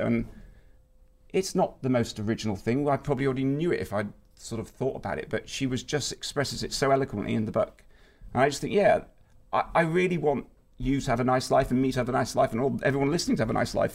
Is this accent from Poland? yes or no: no; United Kingdom; as a British person